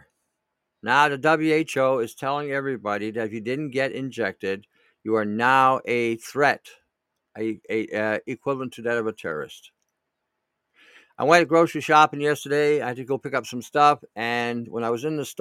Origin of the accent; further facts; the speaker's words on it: Canada; as a Canadian